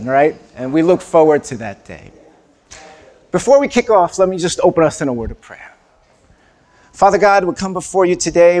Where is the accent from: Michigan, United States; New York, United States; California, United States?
New York, United States; New York City; also born or lived in East Asia; I was born in Brooklyn